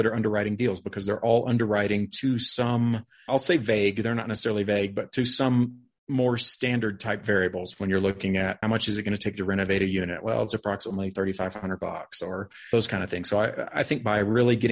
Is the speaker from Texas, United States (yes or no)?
yes; Dallas-Fort Worth area, Texas, United States; also born or lived in New Braunfels, Texas; I'm from Texas. I've lived there pretty much my whole life. I'm from the Dallas-Fort Worth area